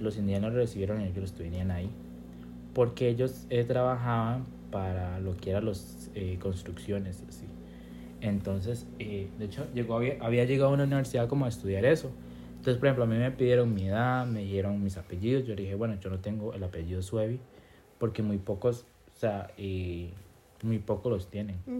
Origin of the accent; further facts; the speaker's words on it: Limón, Costa Rica; soy de Limón